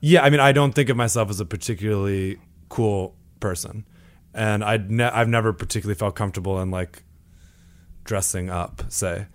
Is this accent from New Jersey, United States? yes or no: yes; Imlaystown, New Jersey, United States; my town is very small. It's called, it's called Imlay's Town. But essentially, if you've ever been to Six Flags Great Adventure, I, I grew up five minutes from there.